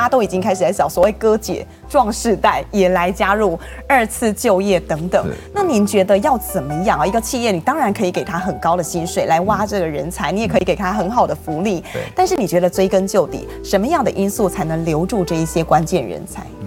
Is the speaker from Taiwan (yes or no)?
yes; Taiwan; 但是我们台湾人其实办婚礼